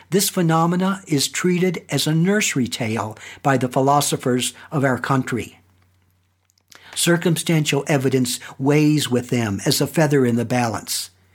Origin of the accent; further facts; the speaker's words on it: Staunton, Virginia, United States; my hometown, Stanton, Virginia